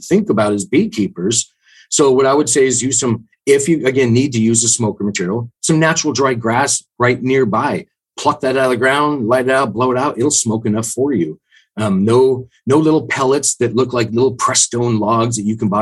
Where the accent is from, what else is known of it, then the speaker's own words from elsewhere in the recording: the Northwest, Pacific Northwest, United States; I'm from the Northwest